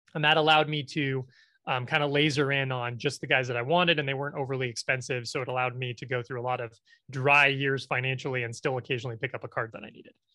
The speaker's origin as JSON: {"language": "English", "region": "Nebraska", "country": "United States", "said": "I am from Nebraska, where we have no professional sports teams."}